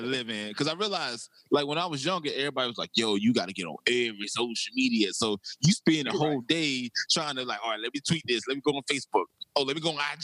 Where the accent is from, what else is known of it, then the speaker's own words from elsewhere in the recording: South Carolina, United States; I'm from South Carolina